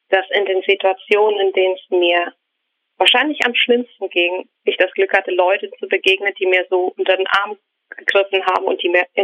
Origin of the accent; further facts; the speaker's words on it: Ukraine; born there; German is a second language; ich bin in der Ukraine geboren worden, ähm, als es damals die Ukraine nicht gab, sondern die Sowjetunion.